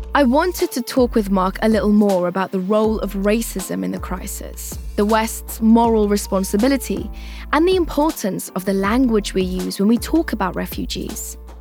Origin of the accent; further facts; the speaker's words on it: Afghanistan; my home country, Afghanistan